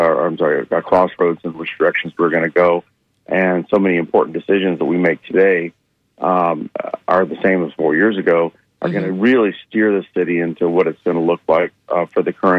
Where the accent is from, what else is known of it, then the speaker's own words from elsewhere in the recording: Central Florida, United States; I'm a Floridian. I grew up in Central Florida.